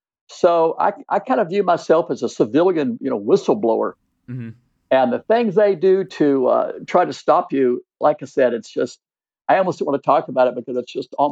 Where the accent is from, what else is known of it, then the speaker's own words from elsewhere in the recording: Texas, United States; I said, I'm from Texas. I've got a big six-shooter.